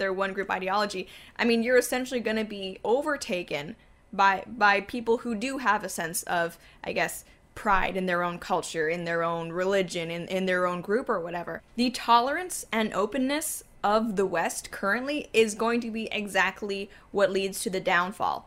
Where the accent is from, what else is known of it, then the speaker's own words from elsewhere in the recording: Canada; Canada in that, our own country, right?